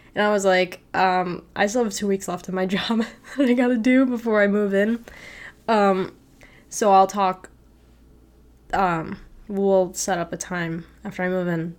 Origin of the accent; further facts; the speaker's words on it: Naperville, Illinois, United States; moved away as an adult; now in Lincoln, Nebraska, United States; I come from Naperville, Illinois